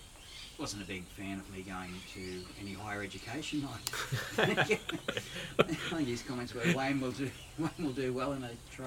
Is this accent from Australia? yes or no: yes; Brisbane, Queensland, Australia; moved away as an adult; now in Rockhampton, Australia; Born and bred in Brisbane. Spent most of my life, well, basically the whole life, life that I remember anyway, all around the south side of Brisbane, the southern suburbs there.